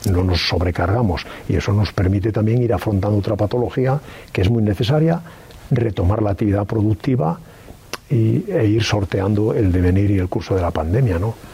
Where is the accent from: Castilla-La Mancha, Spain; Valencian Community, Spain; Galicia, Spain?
Galicia, Spain; como soy gallego, diría, tal vez, no lo sé.